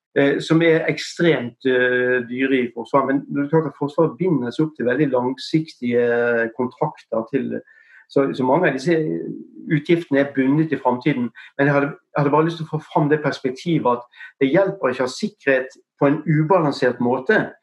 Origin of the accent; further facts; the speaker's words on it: Bergen, Vestland, Norway; Så du kan ikke høre på stemmen så, eller på måten jeg snakker, så er jeg fra Bergen